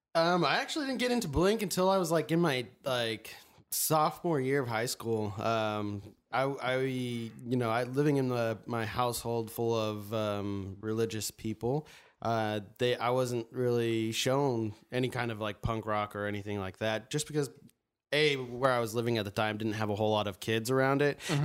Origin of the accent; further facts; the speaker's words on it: Mesa, Arizona, United States; now in Tempe, United States; I'm from Arizona, Mesa, or now Tempe